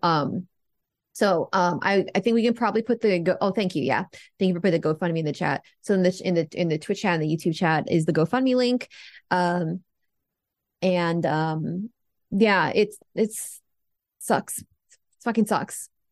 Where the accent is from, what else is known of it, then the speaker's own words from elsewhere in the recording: United States; I am American